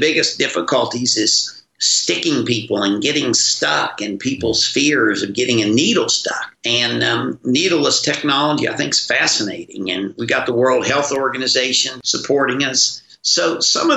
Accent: West Virginia, United States; my growing up in West Virginia

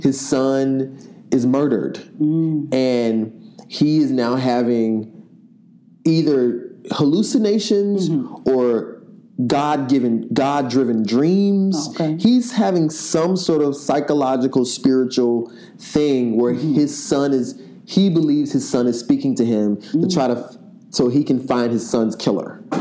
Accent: Memphis, Tennessee, United States; I'm from Memphis, grew up in the church

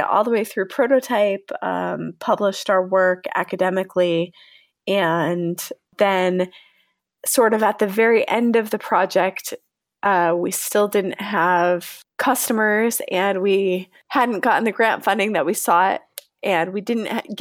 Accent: Connecticut, United States; moved away as an adult; also born or lived in New York / Salt Lake City, Utah; now in San Diego, United States; I am originally from Connecticut

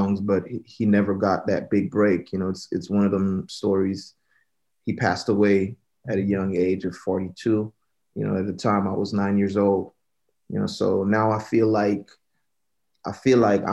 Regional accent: Jamaica; born and raised in Jamaica.

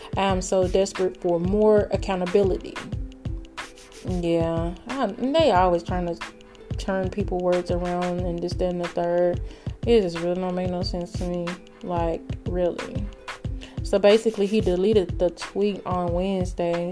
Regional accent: Greenville, Texas, United States; this is Greenville, Texas, um, my hometown

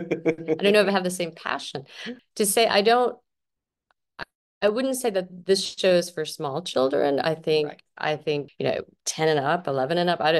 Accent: Flint, Michigan, United States; I grew up in Flint, Michigan, in a very Italian family. Like, my grandparents, my great grandparents lived next door. It was sort of like an Italian ghetto in the end of our street in Flint.

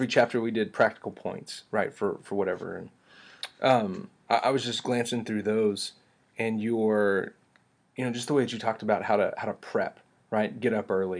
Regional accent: West Texas, United States; accent: West Texas drawl; My West Texas accent does betray me occasionally

